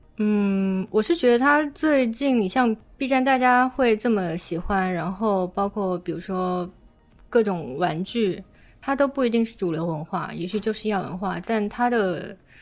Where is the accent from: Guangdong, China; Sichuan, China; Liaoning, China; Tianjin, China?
Guangdong, China; now in Beijing, China; 我作为一个潮汕人来到了北京